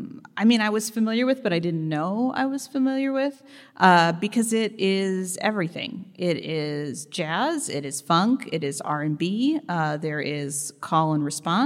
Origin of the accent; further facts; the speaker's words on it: St. Louis, Missouri, United States; a 2002 song created by my hometown hero called